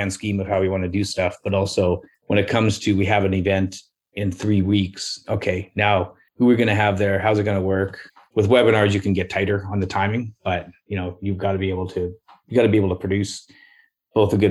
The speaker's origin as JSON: {"language": "English", "country": "Canada", "also_born_or_lived": "Parksville", "said": "I was used to there being something else other than the Canadian way."}